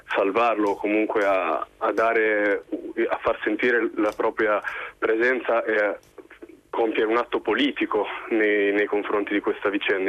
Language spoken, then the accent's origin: Italian; Bologna, Emilia-Romagna, Italy; moved away as an adult; now in Netherlands; sono di Bologna ma in realtà chiamo dall'Olanda dove mi trovo per motivi di studio